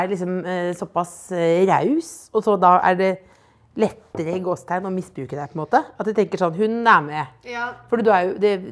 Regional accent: Jessheim, Akershus, Norway; jeg er fra Jessheim, men jeg har aldri klart å bli gatebilbaby.

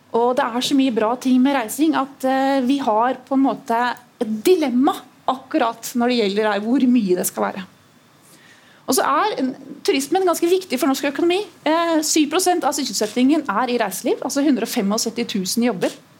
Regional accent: Trondheim, Trøndelag, Norway; moved away; jeg er født her i Trondheim, jeg vokste opp her de første årene

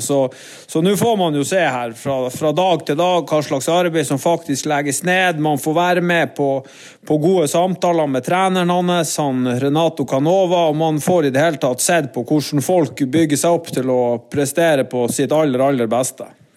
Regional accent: Norway; vi kommer selvfølgelig fra Norge

